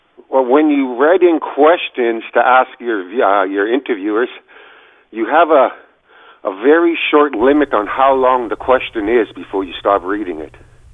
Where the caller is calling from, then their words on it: British Columbia, Canada; I'm calling from British Columbia.